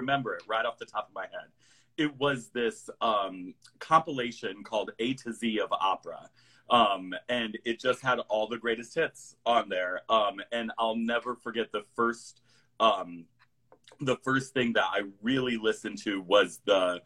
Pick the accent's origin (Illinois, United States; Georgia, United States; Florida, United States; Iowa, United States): Iowa, United States; also born or lived in New York City; I grew up here. My folks are still here.